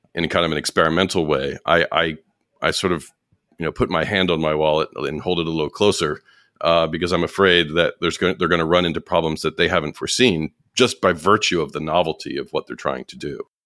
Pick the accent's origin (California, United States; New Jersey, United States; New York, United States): New York, United States; as a New Yorker